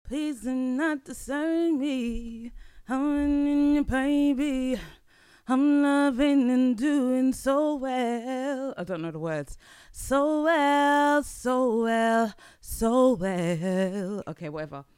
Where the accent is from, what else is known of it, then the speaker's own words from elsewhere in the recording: London, United Kingdom; as British people, as Londoners, as British people